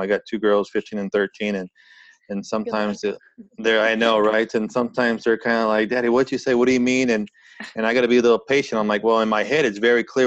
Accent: California, United States; now in Montreal, Canada; I've actually lived here longer in Montreal than any other place. And I grew up in California.

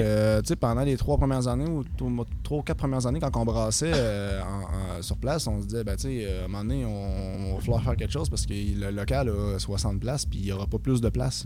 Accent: Victoriaville, Quebec, Canada; moved away as an adult; now in Rouyn-Noranda, Canada; Je suis d'origine de Victoriaville, mais j'étais venu ici deux ans

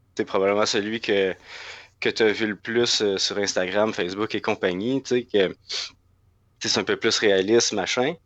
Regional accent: Laurentides, Quebec, Canada; moved away as an adult; also born or lived in Gatineau, Canada; now in Montreal, Canada; j'ai grandi dans, dans Laurentide, puis la migration vers la grande ville s'est faite avec les études

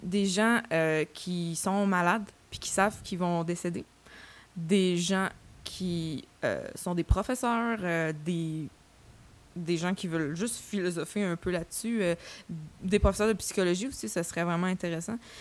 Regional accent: Saint-Hubert, Quebec, Canada; je viens euh, de Saint-Hubert. J'ai fait euh, mes études secondaires à Monseigneur Parent

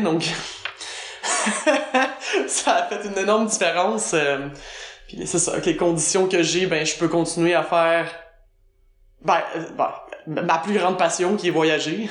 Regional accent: South Shore of Montreal, Quebec, Canada; accent: Québécois; moved away as an adult; also born or lived in United States; now in Berlin, Germany; je suis québécoise évidemment, ça s'entend. je suis l'origine de la rive sud de Montréal. Ben, à l'origine, je dis parce que j'étais là jusqu'à l'âge de 12 ans.

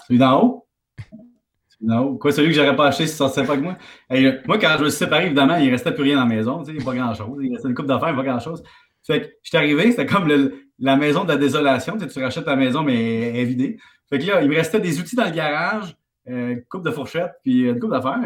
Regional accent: Salaberry-de-Valleyfield, Quebec, Canada; je viens de Valleyfield.

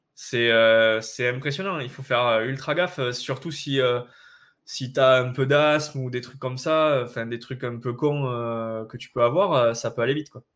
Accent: France; on est français

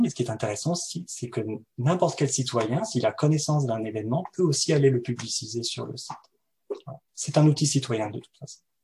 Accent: France; now in Montreal, Canada; je suis français, je viens de France

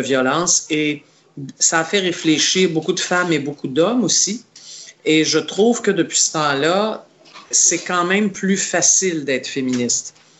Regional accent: Montreal, Quebec, Canada; je suis né à Montréal

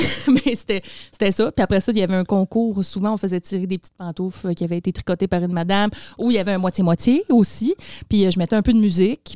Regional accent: Labrecque, Quebec, Canada; moved away; je viens de Labrec.

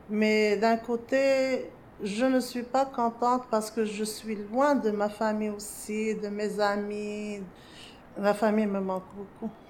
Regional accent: Morocco; moved away as an adult; now in Montréal, Canada; Je suis arrivée au Québec du Maroc en octobre 2003. Je suis citoyenne canadienne depuis 2008.

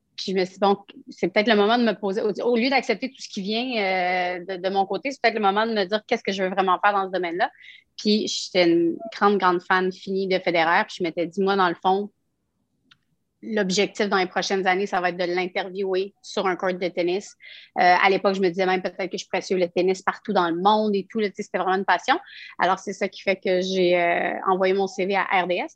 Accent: Quebec City, Quebec, Canada; je suis une de Québec

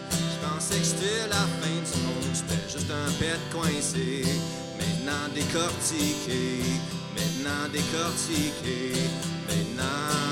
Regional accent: Penetanguishene, Ontario, Canada; dans mon lieu natal, où ce que j'ai grandi en Ontario, sur la baie Georgienne, le village de Penetanguishene et un village voisine qui s'appelle La Fontaine.

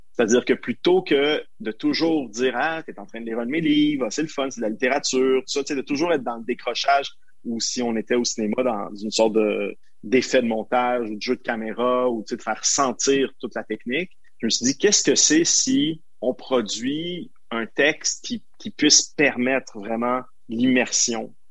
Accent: Montreal, Quebec, Canada; je sois à Montréal, ma ville natale

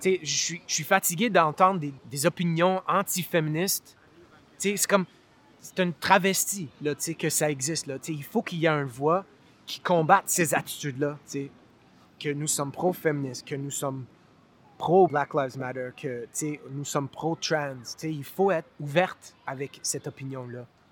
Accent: Montreal, Quebec, Canada; Je viens de Montréal. Je suis né ici à, NDG, Notre-Dame-de-Grâce

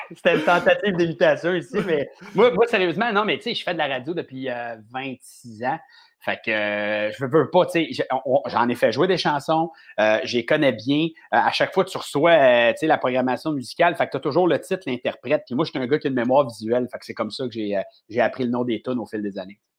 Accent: Montreal, Quebec, Canada; mes parents sont à la même maison où j'ai grandi toute ma vie, je suis vraiment un Montréalais

